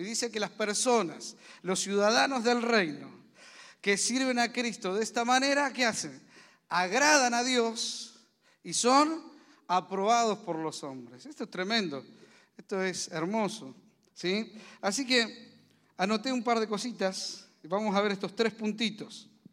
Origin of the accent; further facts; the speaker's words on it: Argentina; also born or lived in Zárate; somos argentinos, vivimos en Zárate